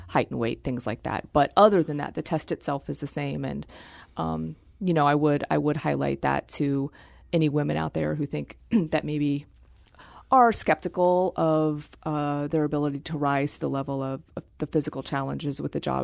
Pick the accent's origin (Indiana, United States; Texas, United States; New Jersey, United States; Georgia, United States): Indiana, United States; Terre Haute; moved away; I am from Terre Haute, Indiana